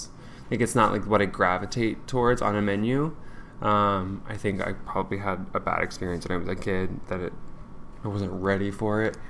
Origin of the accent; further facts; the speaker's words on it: Nacogdoches, Texas, United States; I'm an East Texas Southern boy born and raised. Like, I was born in Nacogdoches.